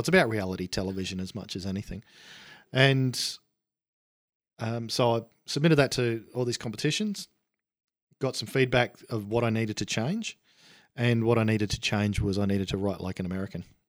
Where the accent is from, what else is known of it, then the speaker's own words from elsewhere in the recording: Australia; I was an Aussie.